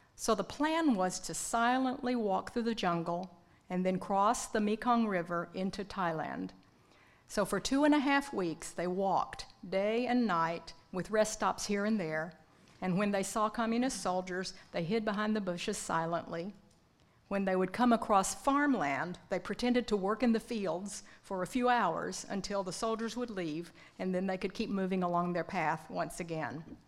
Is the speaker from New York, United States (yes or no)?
no; Arkansas, United States; also born or lived in Oklahoma; grew up in Arkansas